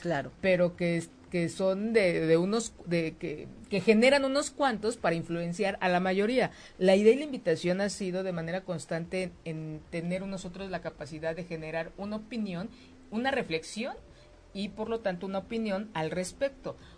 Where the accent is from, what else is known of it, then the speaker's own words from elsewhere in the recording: Mexico; como mexicanas, como mexicanos